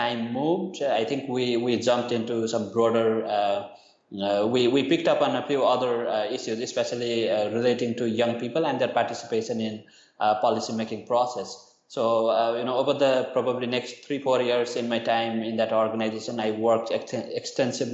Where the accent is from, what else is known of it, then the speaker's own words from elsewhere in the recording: Nepal; moved away as an adult; now in Thailand; I'm originally from Nepal, but I've been in Thailand for the past 4 or 5 years